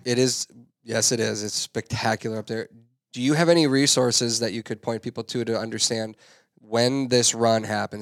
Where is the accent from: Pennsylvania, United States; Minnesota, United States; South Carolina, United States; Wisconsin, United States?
Minnesota, United States; I'm just a Minnesotan